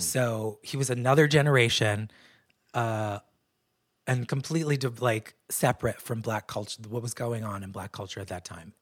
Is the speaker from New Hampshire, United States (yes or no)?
yes; New Hampshire, United States; moved away; also born or lived in New York; I was raised in New Hampshire, which was a predominantly white place